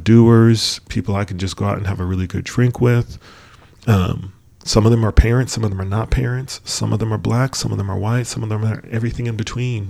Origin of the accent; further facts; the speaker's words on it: New York, United States; moved away; also born or lived in Michigan; we grew up in New York, and we mm-hmm. moved, we moved to Michigan